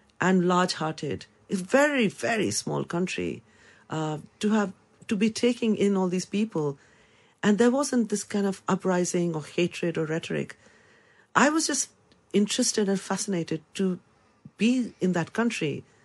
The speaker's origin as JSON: {"language": "English", "country": "India", "moved": "as an adult", "lives_now": "London, United Kingdom", "said": "I come from India"}